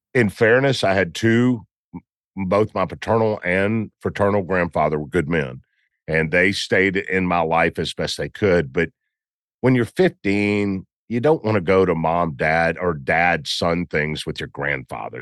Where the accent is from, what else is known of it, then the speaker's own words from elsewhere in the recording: Memphis, Tennessee, United States; I'm from Memphis